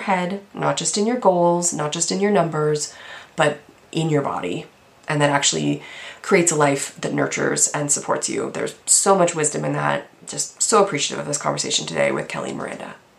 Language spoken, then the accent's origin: English; Canada; I'm Canadian